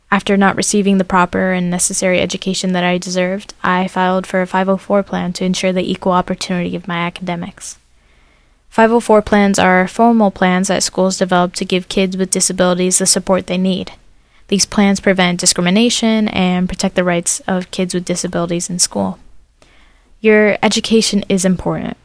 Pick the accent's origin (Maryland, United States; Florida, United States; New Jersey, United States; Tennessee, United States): Florida, United States; Fort Myers; also born or lived in New York; I'm from Fort Myers, Florida, and I'm 19 years old